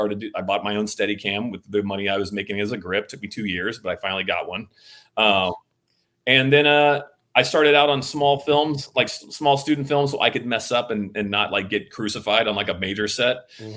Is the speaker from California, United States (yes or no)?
yes; Van Nuys, California, United States; born there; I was born in Van Nuys, and my grandfather was an old actor.